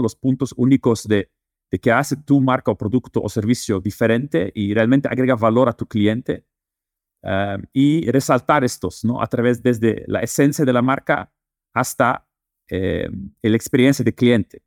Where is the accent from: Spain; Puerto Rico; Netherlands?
Netherlands; Spanish is a second language; also born or lived in Lebanon; now in Mexico; Yo eh, crecí y nací en Holanda, pero eh, mi familia es libanesa y también viví dos años en Líbano